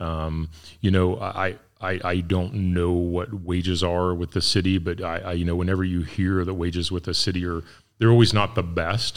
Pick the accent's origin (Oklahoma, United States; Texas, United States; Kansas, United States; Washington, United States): Kansas, United States; Ness City; moved away; I'm from Ness City